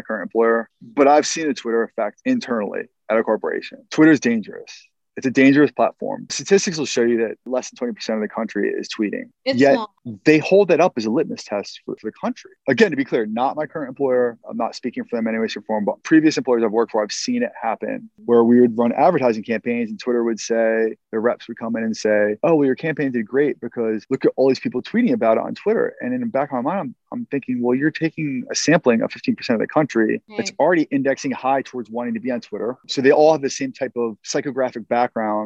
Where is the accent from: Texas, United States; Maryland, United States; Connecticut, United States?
Maryland, United States; Baltimore; I'm from Baltimore